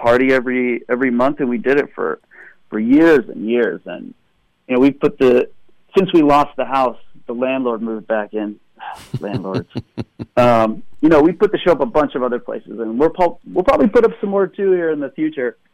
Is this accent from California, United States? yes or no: yes; Fontana, California, United States; also born or lived in Echo Park, Los Angeles; now in Los Angeles, United States; I grew up in Fontana, California.